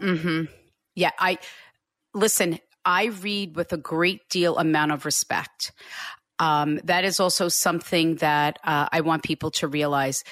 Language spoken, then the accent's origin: English; Hicksville, New York, United States; I live right next door to where I grew up.